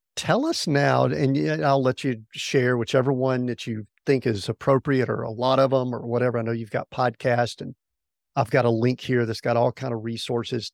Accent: the Bible Belt, the South, United States; I grew up in the South, the Bible Belt

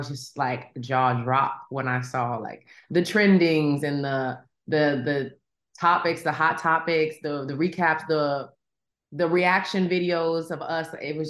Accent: Tennessee, United States; I'm from Tennessee.

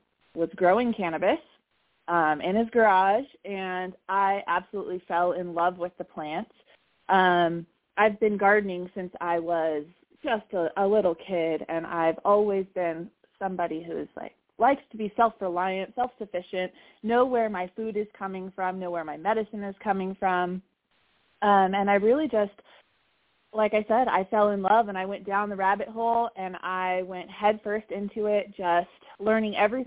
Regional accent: California, United States; I grew up in California with cannabis being legal practically my entire life

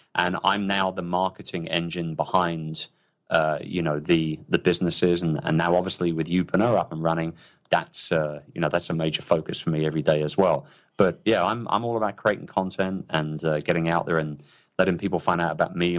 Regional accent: London, United Kingdom; moved away; I'm a very, very proud Brit, and I miss my hometown. I miss London very, very much

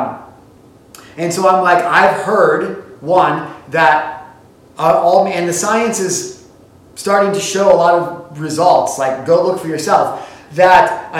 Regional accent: Illinois, United States; now in Montana, United States; I'm from Illinois

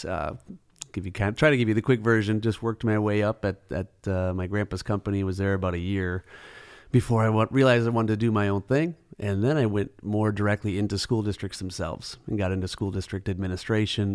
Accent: Eden Prairie, Chaska, Hopkins area, Minnesota, United States; grew up in kind of the Eden Prairie, Chaska, Hopkins area

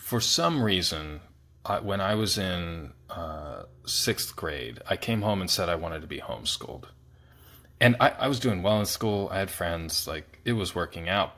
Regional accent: Pennsylvania, United States; I grew up in Pennsylvania

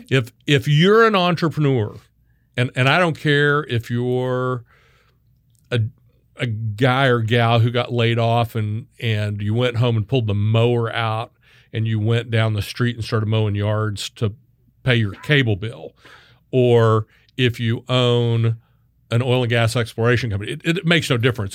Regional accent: Wichita, Kansas, United States; now in Texas, United States; I was born and raised in Wichita, Kansas.

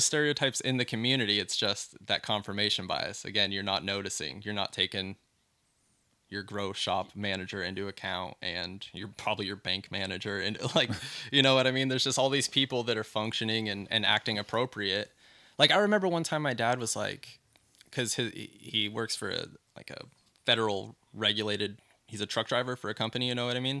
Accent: Elmira, Oregon, United States; also born or lived in Lowell, Oregon; I'm from Elmira, which is small and rednecky, but also it's where the Oregon Country Fair is

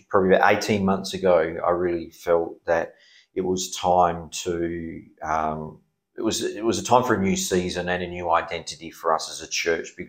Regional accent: Perth, Western Australia, Australia; I was born in Perth, yes. Okay. Yes, born in Perth.

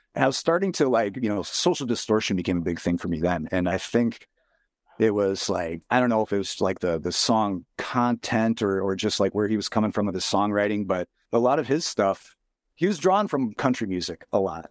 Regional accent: Rhinelander, Wisconsin, United States; Growing up in Rhinelander

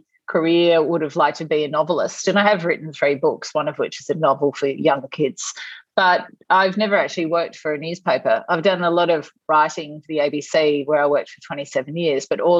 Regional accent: Tasmania, Australia; moved away as an adult; also born or lived in South Australia / Cambodia / Thailand; I grew up in Tasmania

